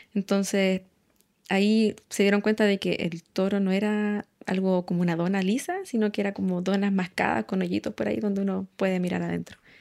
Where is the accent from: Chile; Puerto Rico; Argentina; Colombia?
Chile; Santiago, Santiago Metropolitan Region; crecí en Santiago